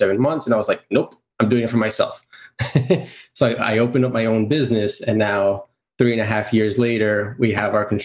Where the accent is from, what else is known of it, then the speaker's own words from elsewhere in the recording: New York City, New York, United States; also born or lived in Greece; I'm from Queens, New York. I was actually born in Greece, came here when I was about 3 years old